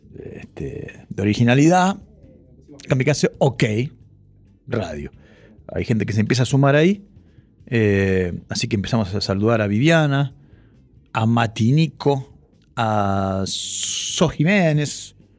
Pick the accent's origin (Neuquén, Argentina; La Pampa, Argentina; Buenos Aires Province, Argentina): Buenos Aires Province, Argentina; Ituzaingó; cuando yo era chico no estaba el acento de ituzengo en el cartel de la estación